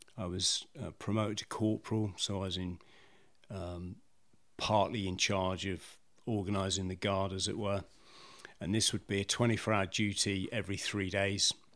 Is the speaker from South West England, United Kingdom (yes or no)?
yes; South West England, United Kingdom; also born or lived in Bromley, London; Lived in the South West most of my most of my life